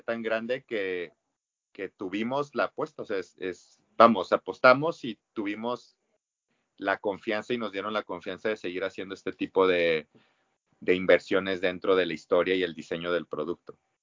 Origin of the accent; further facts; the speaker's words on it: Mexico; como mexicano que lo vives todos los años